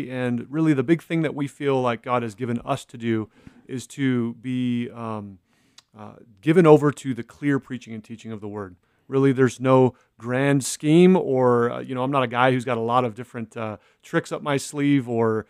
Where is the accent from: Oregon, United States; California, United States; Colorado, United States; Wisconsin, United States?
California, United States; We came from Southern California, and we're able to start a home Bible study in our living room